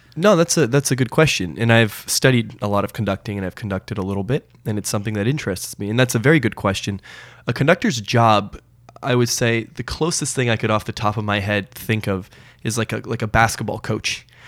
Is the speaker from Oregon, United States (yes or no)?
yes; Portland, Oregon, United States; also born or lived in New York City / Los Angeles / Montreal; now in Toronto, Canada; I was born in Toronto, but I, uh, spent most of my, I guess, formative years, my childhood in the States. So I, I spent a majority of my school time in Portland, Oregon